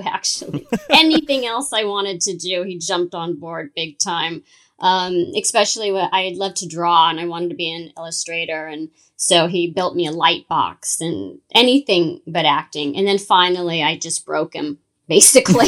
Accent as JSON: {"language": "English", "town": "Los Angeles", "region": "California", "country": "United States", "tie": "born or raised there", "said": "growing up in Hollywood"}